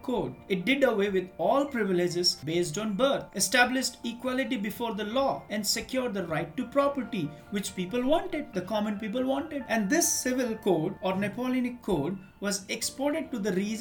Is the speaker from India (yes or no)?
yes; India; I am an Indian